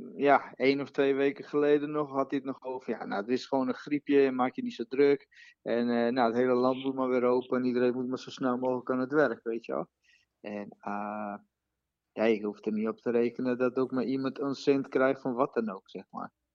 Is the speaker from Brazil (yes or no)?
yes; Brazil; Dutch is a second language; now in Netherlands; Ik ben Braziliaan